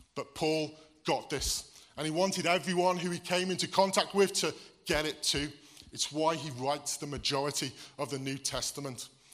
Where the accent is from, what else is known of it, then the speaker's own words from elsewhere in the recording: Wales, United Kingdom; now in Wordsley, United Kingdom; I was born here in Wordsley, which makes me English. I'm admitting here, I'm from the Black Country. But I moved to Wales um, when I was eight. Um, and I lived there the majority of my life